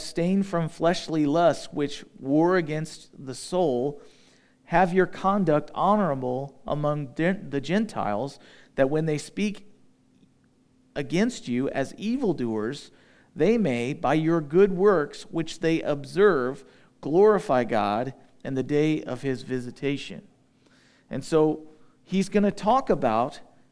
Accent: United States; We're used to being English-speaking Americans

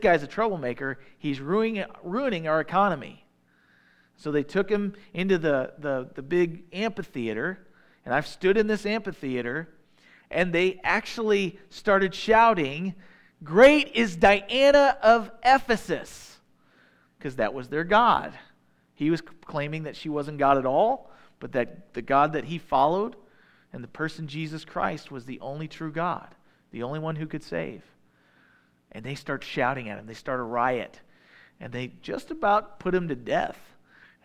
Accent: Midwest, United States; I'm a Midwesterner.

